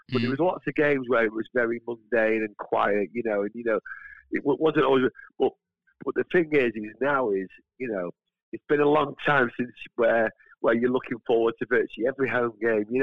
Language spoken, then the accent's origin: English; London, United Kingdom; I'm a Cockney Red. I hate Scousers.